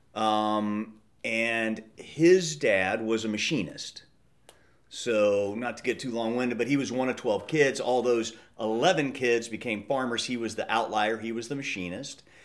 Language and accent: English; Midwest, United States; I grew up in the Midwest and hunting and fishing